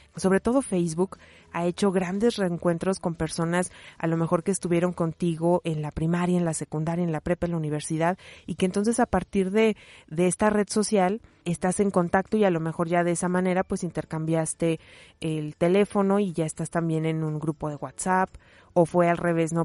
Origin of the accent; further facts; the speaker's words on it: Mexico; como mexicanos, como latinoamericanos, particularmente como mexicanos